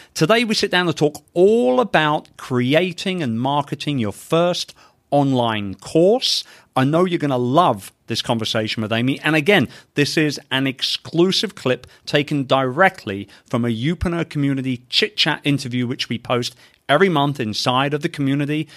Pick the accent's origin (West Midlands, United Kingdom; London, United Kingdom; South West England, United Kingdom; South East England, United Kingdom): London, United Kingdom; my hometown of London, England